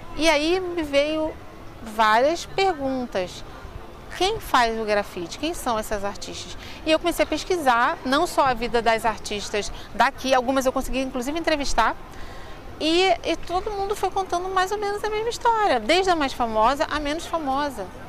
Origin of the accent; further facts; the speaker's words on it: Rio de Janeiro, Brazil; Eu nasci no Rio de Janeiro, em Madureira, que é o, o, bairro que eu moro ainda até hoje